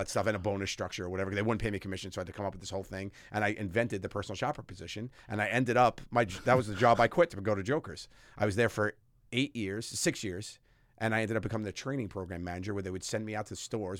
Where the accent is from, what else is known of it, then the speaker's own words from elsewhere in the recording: New York City, New York, United States; moved away as an adult; I'm from Staten Island